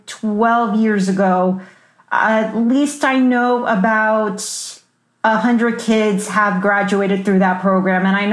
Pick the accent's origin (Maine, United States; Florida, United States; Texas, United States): Florida, United States; Miami; moved away as an adult; also born or lived in Joplin, Missouri / Kirksville, Missouri / Topeka, Kansas; my hometown of Miami, Florida